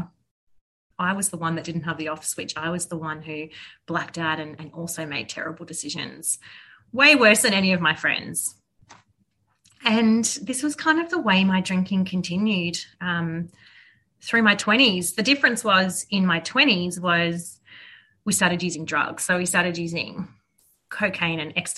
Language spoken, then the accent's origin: English; Melbourne, Victoria, Australia; I grew up in Bayside in Melbourne, which is a beautiful part of Victoria